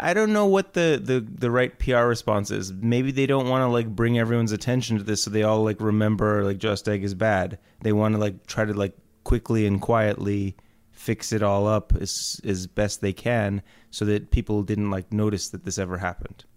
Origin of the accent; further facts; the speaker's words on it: Houston, Texas, United States; I was born in Houston, Texas.